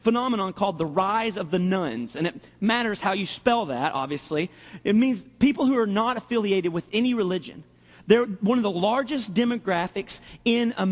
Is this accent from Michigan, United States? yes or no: no; Arkansas, United States; my heart is in the Southeast. I'm from Arkansas.